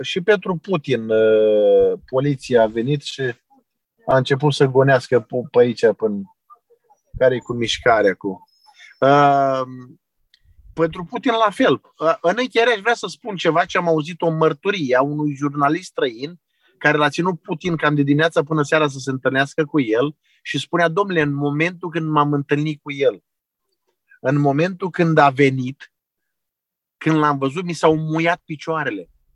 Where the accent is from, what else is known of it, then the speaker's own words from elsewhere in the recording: Constanța, Constanța County, Romania; moved away as an adult; also born or lived in Ukraine; now in Chernivtsi, Ukraine; eu sunt de la Constanța